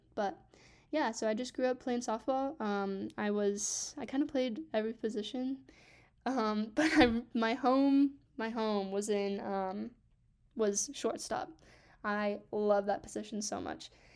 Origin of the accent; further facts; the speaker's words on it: Grand Junction, Colorado, United States; also born or lived in Grants Pass, Oregon; we moved here to Grand Junction, Colorado when I was six